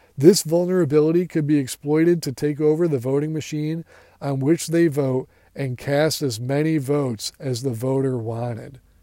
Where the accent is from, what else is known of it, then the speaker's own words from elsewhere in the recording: United States; I am an American